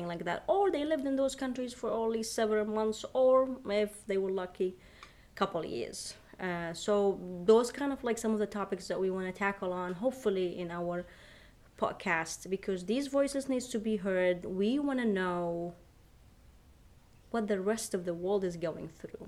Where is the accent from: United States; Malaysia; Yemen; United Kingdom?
Yemen; my home country, where I am from, Yemen